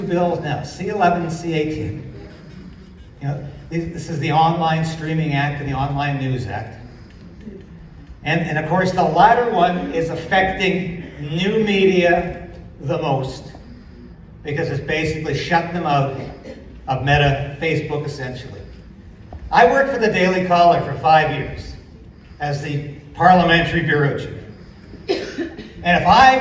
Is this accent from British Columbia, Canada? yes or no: yes; Vancouver Island, British Columbia, Canada; now in Ottawa, Canada; I grew up in Vancouver Island. And I still hate the winters here